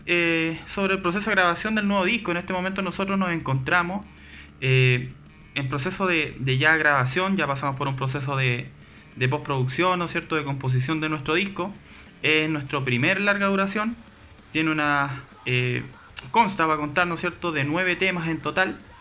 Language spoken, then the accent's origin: Spanish; Chile; fuera de nuestro país, fuera de Chile